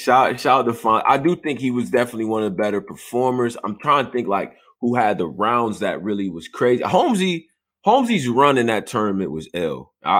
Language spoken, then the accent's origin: English; Virginia, United States; I'm from Virginia.